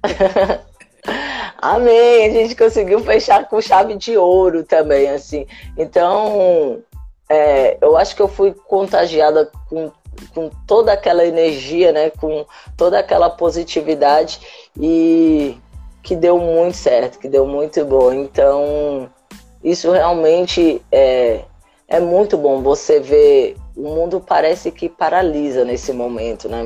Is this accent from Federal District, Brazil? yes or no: yes; Brasília, Federal District, Brazil; Eu sou natural de Brasília, na cidade satélite da Ceilândia